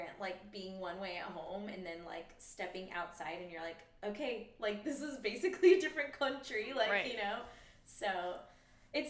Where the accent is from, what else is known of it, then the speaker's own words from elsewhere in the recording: California, United States; moved away as an adult; also born or lived in Midwest; I was born here, and growing up in a house where it was like very like heavy Latino culture